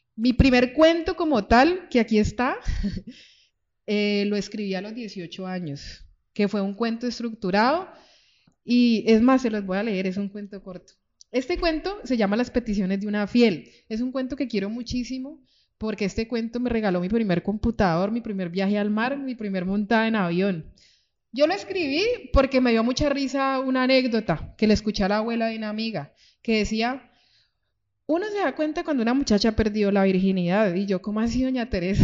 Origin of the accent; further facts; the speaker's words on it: Cali, Valle del Cauca, Colombia; also born or lived in Pereira, Colombia; yo nací en Pereira, llegué a Cali a los seis años